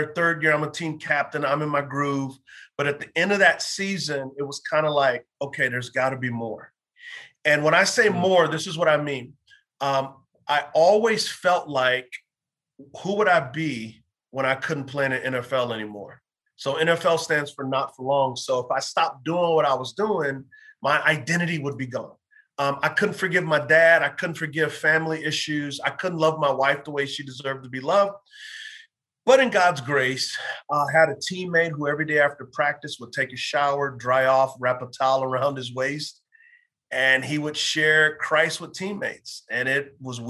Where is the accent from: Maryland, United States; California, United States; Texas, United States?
Texas, United States; San Antonio; moved away as an adult; So I grew up in San Antonio, Texas.